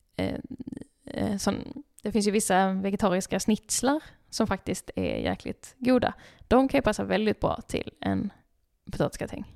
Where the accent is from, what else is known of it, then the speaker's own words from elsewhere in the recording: Skåne, Sweden; jag är skåning